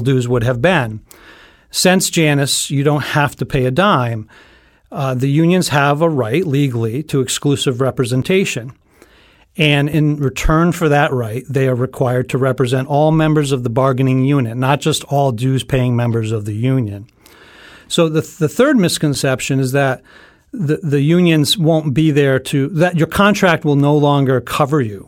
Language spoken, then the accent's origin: English; North Stonington, Connecticut, United States; I've been teaching for sixteen years in my hometown of North Stonington, Connecticut